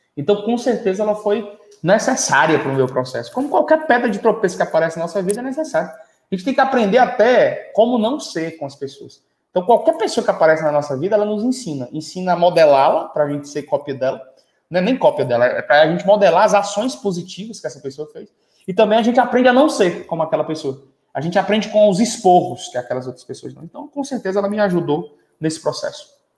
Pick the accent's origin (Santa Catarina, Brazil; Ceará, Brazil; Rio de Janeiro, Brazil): Ceará, Brazil; Quixadá; moved away; Eu sou de Quixadá, no Ceará